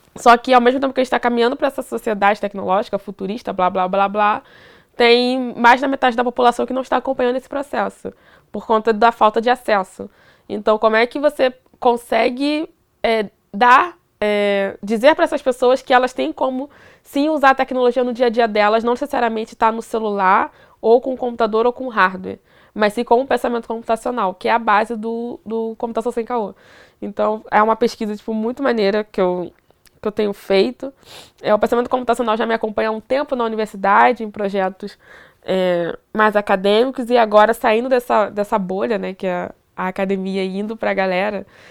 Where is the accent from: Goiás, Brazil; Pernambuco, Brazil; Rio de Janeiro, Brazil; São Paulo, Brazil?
Rio de Janeiro, Brazil; Duque de Caxias; eu sou de Duque de Caxias, Rio de Janeiro